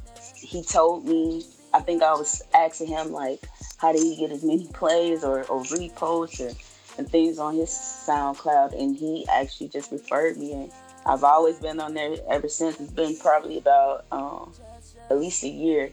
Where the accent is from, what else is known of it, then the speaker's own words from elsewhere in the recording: Chicago, Illinois, United States; now in Arkansas, United States; my hometown, Chicago